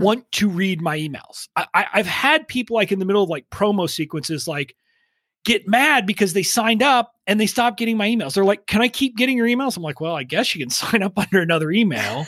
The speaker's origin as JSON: {"language": "English", "area": "five miles from the Mexican border", "region": "Texas", "country": "United States", "tie": "born or raised there", "said": "I grew up five miles from the Mexican border, so I didn't really have a Texas accent"}